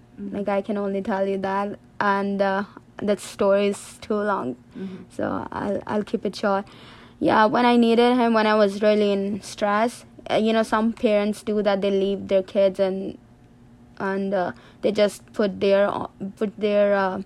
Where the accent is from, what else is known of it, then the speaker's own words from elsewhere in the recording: Sargodha, Punjab, Pakistan; moved away as an adult; also born or lived in Malaysia; now in Albany, United States; I'm from Pakistan, and I was born in Sagoda, that's my city